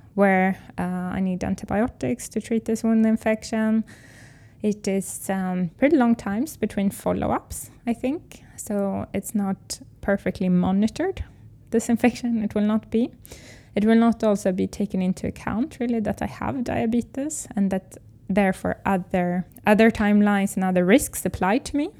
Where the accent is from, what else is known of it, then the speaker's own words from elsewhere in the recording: Sweden; English is a second language; I'm from Sweden